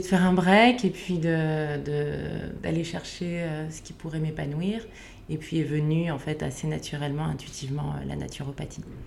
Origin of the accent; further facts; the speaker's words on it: Lower Normandy, France; moved away as an adult; also born or lived in Provence; now in Paris, France; je viens de, Normandie, j'ai grandi dans un petit village euh, en basse Normandie